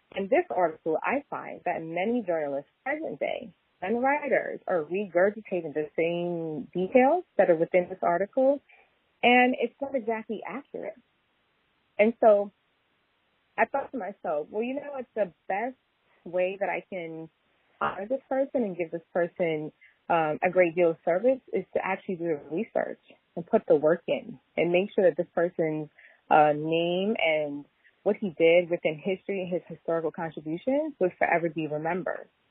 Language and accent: English; New York City, New York, United States; I'm from Queens